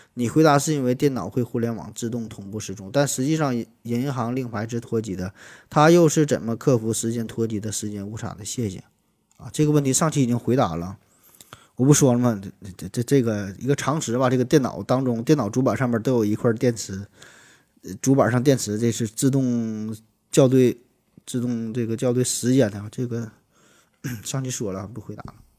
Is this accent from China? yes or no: yes; Shenyang, Liaoning, China; 咱们沈阳人对于雪花纯生的一种昵称